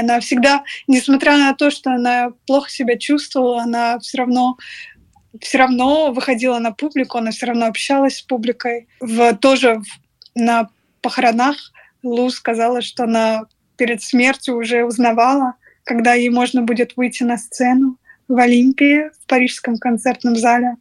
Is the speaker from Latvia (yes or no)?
no; Russia; moved away as an adult; now in Paris, France; ну из России